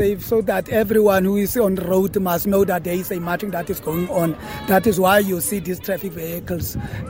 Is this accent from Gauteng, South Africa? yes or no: no; Britstown, Northern Cape, South Africa; Yes, I was born here at this town, Britstown. I'm from Britstown.